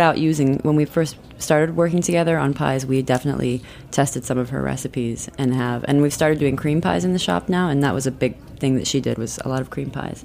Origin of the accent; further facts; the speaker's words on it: South Dakota, United States; now in Brooklyn, United States; we grew up in um, South Dakota